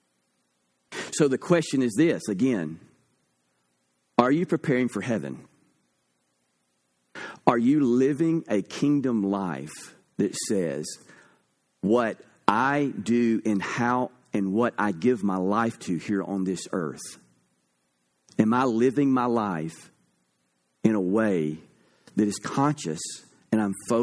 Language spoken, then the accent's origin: English; United States; I am an American